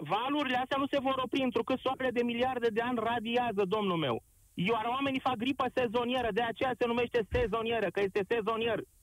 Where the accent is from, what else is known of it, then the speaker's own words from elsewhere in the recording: Constanța, Constanța County, Romania; sunt din Constanța, da, sunt de etnie turcă, în Constanța trăim o mare comunitate turco-tătară